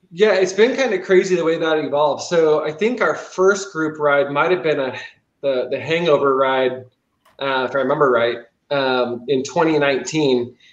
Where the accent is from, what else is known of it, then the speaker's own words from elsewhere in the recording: Pollock Pines, California, United States; now in Grass Valley, United States; I was actually born in Pollock Pines, and then uh, now I'm in Grass Valley